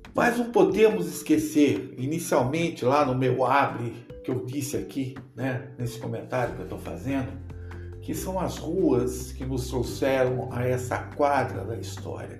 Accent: Brazil; nós, enquanto brasileiros

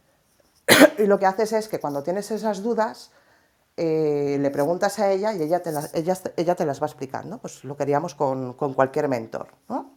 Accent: Valencian Community, Spain; a nosotras nos pasó como valencianas, que la palabra finca aquí la utilizamos para referirnos a los edificios de pisos.

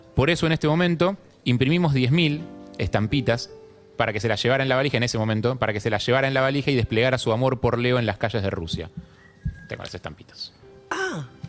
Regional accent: Buenos Aires, Argentina; yo vivía cerca de la cancha de Boca

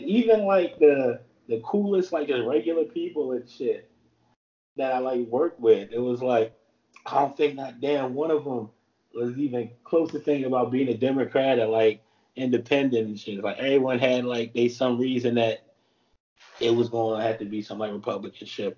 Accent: New Jersey, United States; moved away as an adult; also born or lived in Alabama; I grew up in New Jersey, lived in New Jersey my whole life

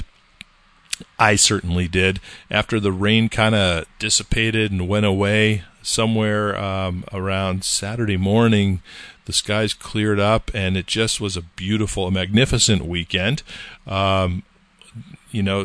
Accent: California, United States; now in New Hampshire, United States; I grew up in California

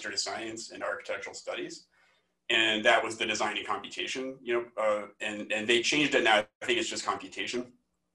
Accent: Omaha, Nebraska, United States; moved away as an adult; also born or lived in Massachusetts / Michigan; now in Iowa, United States; I am originally from Omaha, Nebraska, and I went to Iowa State University for my undergrad

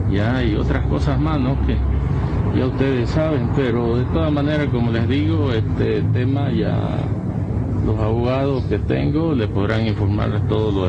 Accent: Bolivia; recurrir como ciudadano boliviano.

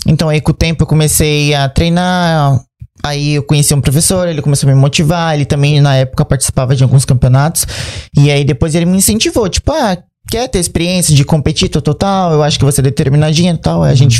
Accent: Bertioga, São Paulo, Brazil; eu sou do litoral de São Paulo, né? Eu morava em Bertioga

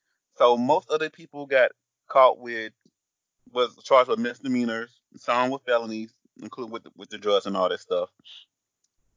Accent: Georgia, United States; in my home state of Georgia

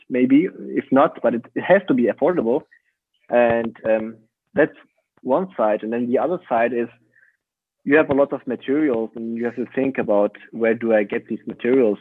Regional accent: Kassel, Hesse, Germany; English is a second language; moved away as an adult; also born or lived in Aachen; that was the beginning of my studying um, in my hometown

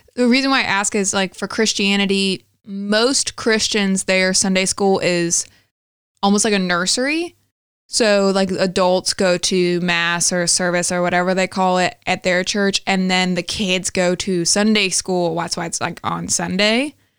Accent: the Bible Belt, the South, United States; we come from the Bible Belt

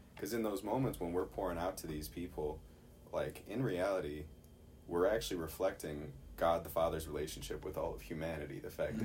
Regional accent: Chicago, Illinois, United States; I'm from Chicago

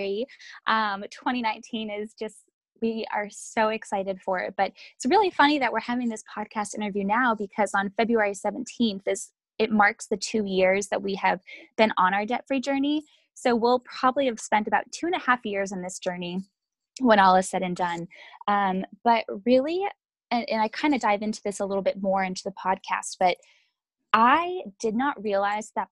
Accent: just south of Boston, Massachusetts, United States; born or raised there; now in Louisville, United States

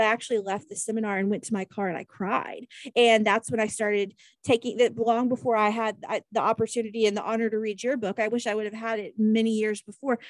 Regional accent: Kansas, United States; I'm from Kansas

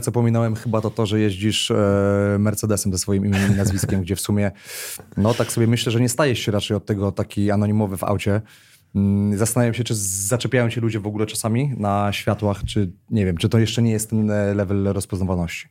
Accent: Warsaw, Masovian Voivodeship, Poland; wychowywałem się na jednym z osiedli na warszawskiej Pradze

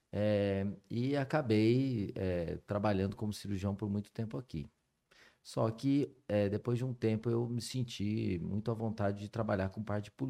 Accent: São José dos Campos, São Paulo, Brazil; eu sou nascido em São José dos Campos, é, morei a minha vida toda por aqui.

